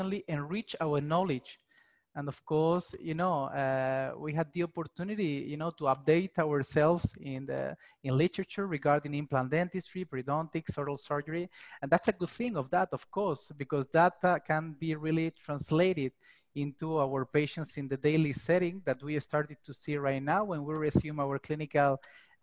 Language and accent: English; Spain; I'm from Spain